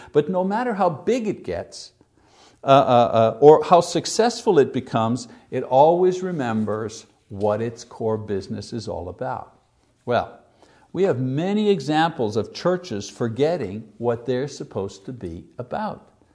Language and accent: English; Montreal, Quebec, Canada; my hometown in Montreal